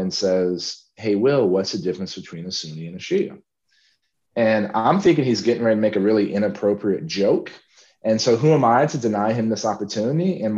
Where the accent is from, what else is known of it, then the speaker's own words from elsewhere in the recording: San Antonio, Texas, United States; my hometown of San Antonio